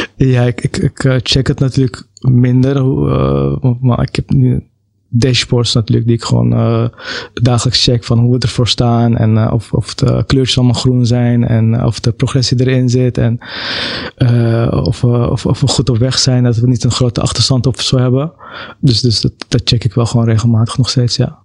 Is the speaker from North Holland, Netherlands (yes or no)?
yes; Amsterdam, North Holland, Netherlands; Ik ben zelf wel geboren in Amsterdam